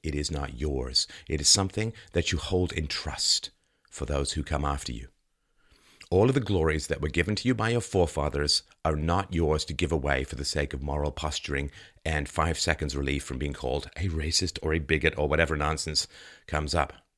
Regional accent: London, United Kingdom; moved away; I, half Irish, half German, and I grew up in London

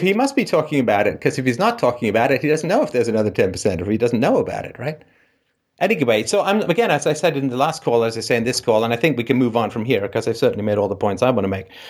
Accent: Ireland; I'm Irish.

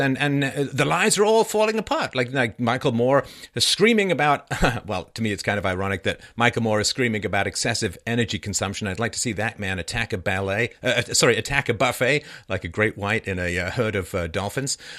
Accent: England, United Kingdom; moved away; when I grew up in England

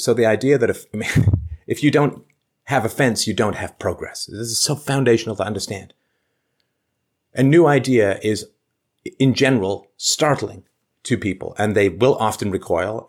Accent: London, United Kingdom; I grew up in London

